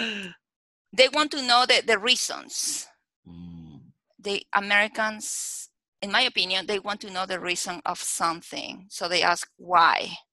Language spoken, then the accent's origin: English; Lima, Peru; English is a second language; moved away as an adult; now in Las Vegas, United States; I was born and raised in Peru, in Lima, Peru.